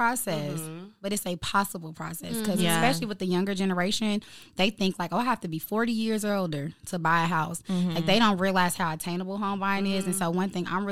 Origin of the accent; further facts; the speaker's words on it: Chicago, Illinois, United States; now in Atlanta, United States; I am from Chicago, and I consider myself a Chicagoan